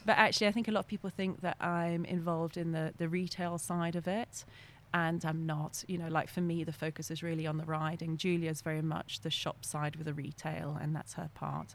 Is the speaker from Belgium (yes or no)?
yes; Belgium; first language French; English is a second language; moved away; also born or lived in North Yorkshire, England / England; when I was six months old, my family moved to Belgium. And um, I was actually brought up in a French speaking school. So my first language is actually French